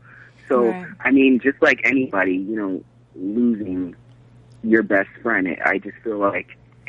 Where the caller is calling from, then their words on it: Florida, United States; Hey, party people … from Florida.